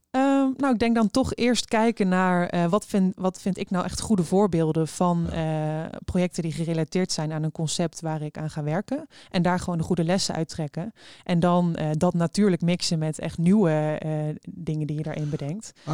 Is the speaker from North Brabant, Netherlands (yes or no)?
yes; Eindhoven, North Brabant, Netherlands; now in Rotterdam, Netherlands; ik kom oorspronkelijk uit Eindhoven. Ik woon zelf in Rotterdam